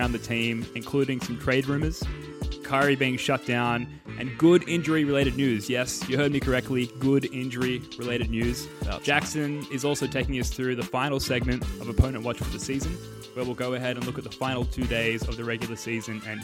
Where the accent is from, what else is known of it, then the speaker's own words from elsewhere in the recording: Australia; being Australian hoops fans